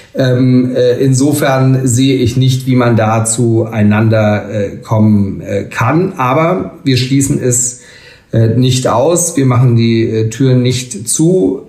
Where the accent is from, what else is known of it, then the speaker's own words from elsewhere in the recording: Schleswig-Holstein, Germany; in meinem Heimatland Schleswig-Holstein